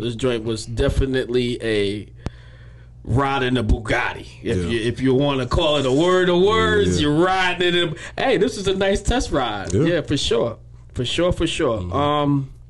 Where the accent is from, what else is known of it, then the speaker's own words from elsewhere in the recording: Mount Vernon, New York, United States; moved away; Shout out to my hometown of Mount Vernon.